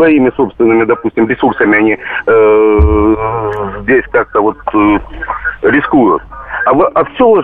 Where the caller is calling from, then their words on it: Krasnodar, Krasnodar Krai, Russia; Я звоню вам из Краснодара и работаю таксистом.